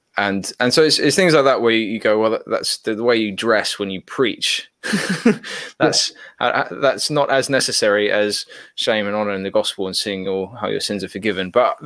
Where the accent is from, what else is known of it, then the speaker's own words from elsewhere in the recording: Papua New Guinea; So growing up in Papua New Guinea, I was around a lot of Americans, a lot of Australians, a lot of Westerners in Papua New Guinea